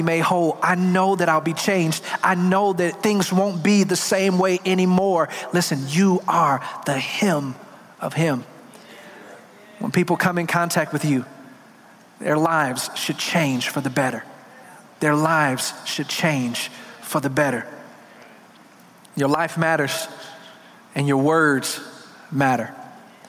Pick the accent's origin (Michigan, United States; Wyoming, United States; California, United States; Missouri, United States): Michigan, United States; Detroit; I'm from Detroit